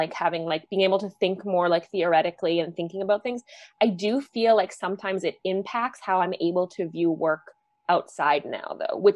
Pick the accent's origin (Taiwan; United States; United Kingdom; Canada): Canada; privilege being Canadian it's like astounding to me when I first